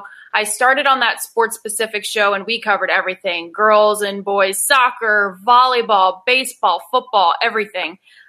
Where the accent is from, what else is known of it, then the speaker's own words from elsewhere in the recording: Charlotte, North Carolina, United States; also born or lived in Maryland; I was born in Maryland. We moved all over the place, too many places to even list. I grew up in Charlotte, North Carolina. And then I kind of just got on 77 and went south.